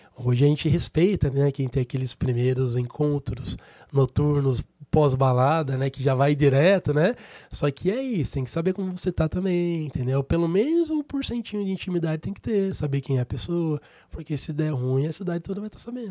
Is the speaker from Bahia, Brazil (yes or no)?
no; Sorocaba, São Paulo, Brazil; Sou natural de Sorocaba